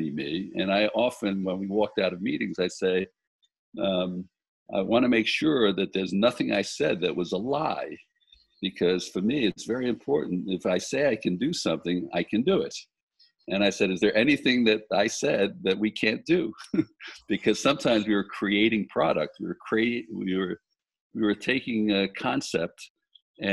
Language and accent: English; New York City, New York, United States; moved away; also born or lived in Italy; I grew up in Brooklyn, New York